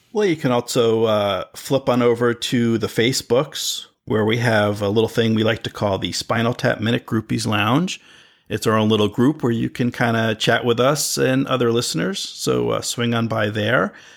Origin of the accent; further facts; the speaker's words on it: East Coast, United States; I grew up on the East Coast